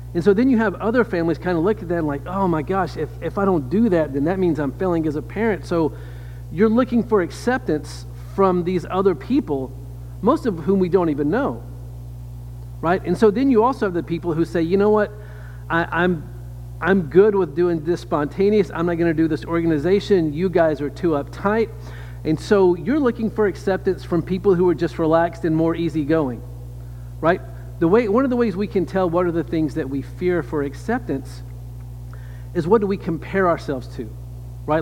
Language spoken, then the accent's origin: English; Louisiana, United States; I am from the South. I grew up in Louisiana